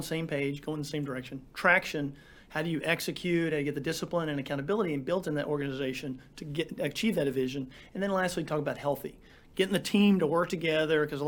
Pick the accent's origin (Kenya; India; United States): United States; West Texas; moved away as an adult; also born or lived in Andrews, Texas; I grew up in West Texas